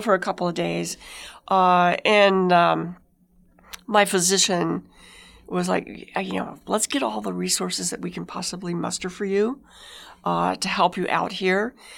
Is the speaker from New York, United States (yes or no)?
no; White Mountains, Apache Reservation, Arizona, United States; I grew up in the White Mountains on the Apache Reservation where alcohol wasn't legal, and then we moved to a Mormon community and nobody drank.